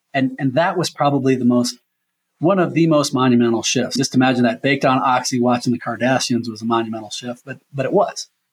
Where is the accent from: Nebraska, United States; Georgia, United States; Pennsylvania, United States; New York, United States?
Nebraska, United States; Omaha; also born or lived in Leadville, Colorado; I'm born and raised in Omaha